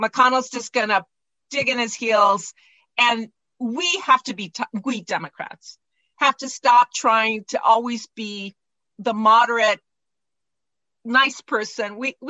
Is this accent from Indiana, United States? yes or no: no; Harlingen, Texas, United States; born there; Well, I was born down in Harlingen.